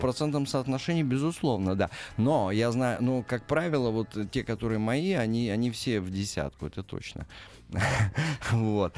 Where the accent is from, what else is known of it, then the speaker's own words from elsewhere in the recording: Magnitogorsk, Chelyabinsk Oblast, Russia; moved away as an adult; now in Moscow, Russia; Я родился и вырос в Магнитогорске